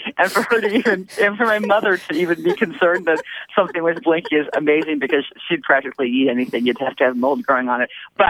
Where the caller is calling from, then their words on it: Pittsburgh, Pennsylvania, United States; I am calling from Pittsburgh, Pennsylvania.